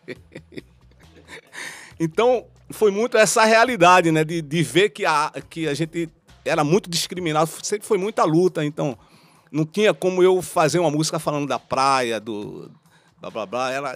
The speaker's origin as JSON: {"language": "Portuguese", "town": "Recife", "region": "Pernambuco", "country": "Brazil", "said": "Eu também sou da Mostardinha ali do, da rua João Trajano"}